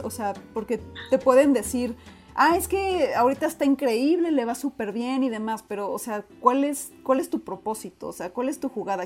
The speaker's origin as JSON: {"language": "Spanish", "country": "Mexico", "tie": "born or raised there", "said": "por qué nací en México"}